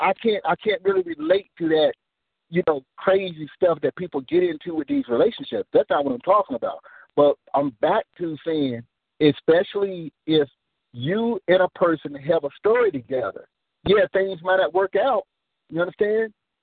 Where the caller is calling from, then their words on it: Nashville, Tennessee, United States; I'm calling from Nashville.